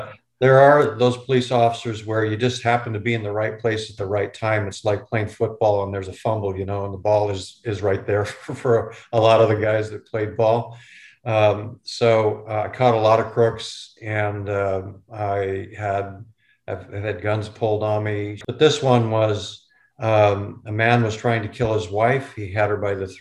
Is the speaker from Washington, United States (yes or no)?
yes; Renton, Washington, United States; also born or lived in Detroit Lakes, Minnesota; I grew up in East Renton, which is just southeast of Seattle